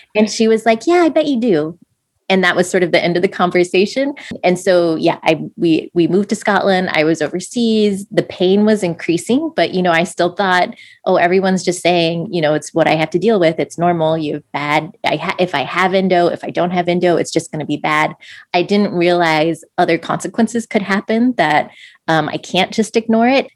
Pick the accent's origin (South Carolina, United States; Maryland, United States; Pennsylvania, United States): Maryland, United States; just outside of DC; we uh, grew up in, just outside of DC in Maryland